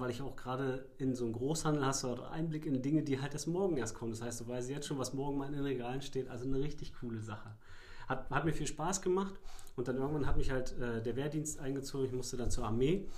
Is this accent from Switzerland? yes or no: no; Mittenwalde, Brandenburg, Germany; Ich habe bei der Sparhandels AG äh, in meiner Heimat in Mittenwalde, also auch im Landkreis Darm-Spree